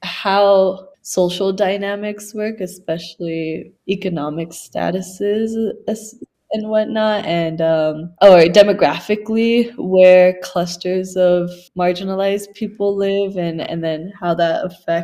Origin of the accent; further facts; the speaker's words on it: El Paso, Texas, United States; also born or lived in Biloxi, Mississippi / Austin, Texas; I was born in El Paso. My family left to Biloxi, Mississippi when I was 1 year old. And then we lived there. I went to elementary there. And then we moved back when I was about 7 or 8. I lived in El Paso up until I was 19